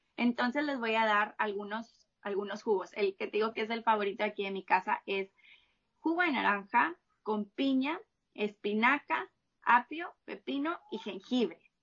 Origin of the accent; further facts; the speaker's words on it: Monterrey, Nuevo León, Mexico; Yo soy de Monterrey, de acá de México